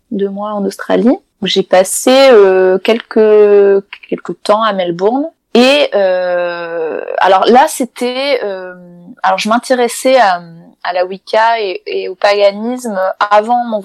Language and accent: French; Italy; Enfin, Claire de Lune en italien, je suis italienne.